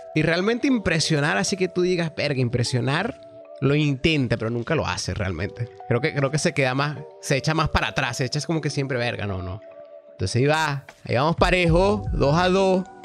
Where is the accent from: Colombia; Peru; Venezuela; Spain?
Venezuela; soy venezolano